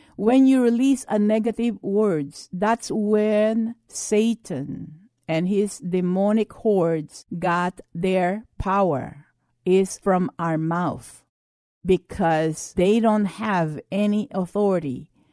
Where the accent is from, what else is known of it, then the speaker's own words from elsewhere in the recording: United States; as an American Christians